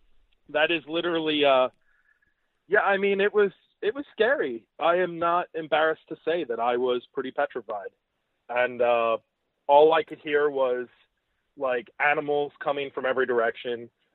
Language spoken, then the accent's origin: English; New York, United States; where are you from? And I said, New York.